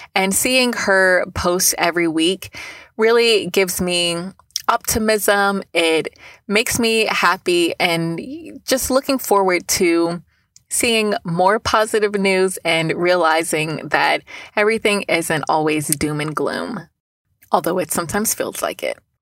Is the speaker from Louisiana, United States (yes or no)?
no; Newnan, Georgia, United States; Keep Noonan Beautiful in my hometown